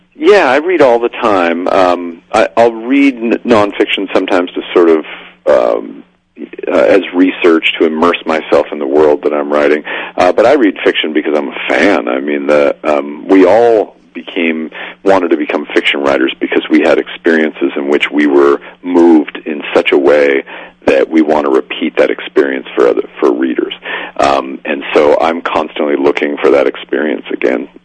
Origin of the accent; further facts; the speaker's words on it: Spokane, Washington, United States; in Spokane, Washington, my hometown